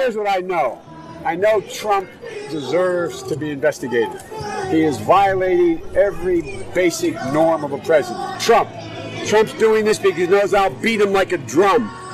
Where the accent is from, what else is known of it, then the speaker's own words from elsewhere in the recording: Scranton, Pennsylvania, United States; moved away; also born or lived in Claymont, Delaware; I grew up in Scranton and Claymont